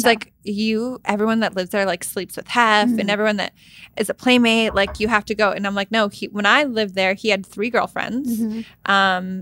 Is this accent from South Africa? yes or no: no; Canada; moved away; I'm from Canada. Like, I don't live here